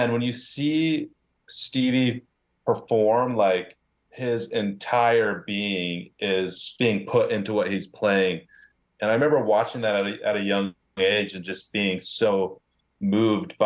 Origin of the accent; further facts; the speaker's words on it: Houston, Texas, United States; now in Brooklyn, United States; I grew up in Houston, Texas